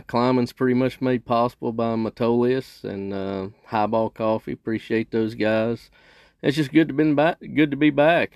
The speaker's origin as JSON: {"language": "English", "region": "Kentucky", "country": "United States", "tie": "born or raised there", "said": "here in Kentucky and my home state"}